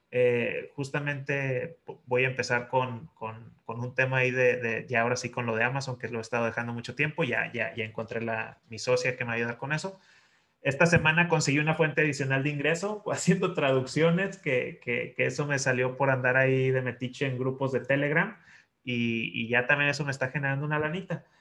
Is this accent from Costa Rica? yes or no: no; Chihuahua, Mexico; la ciudad donde yo crecí, en Chihuahua